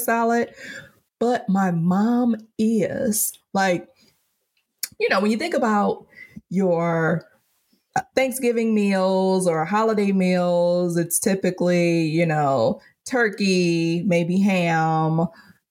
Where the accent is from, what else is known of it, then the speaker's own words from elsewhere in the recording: Detroit, Michigan, United States; moved away; also born or lived in Charlotte, North Carolina / New York; I'm born and raised in Detroit, but I also lived in Charlotte for several years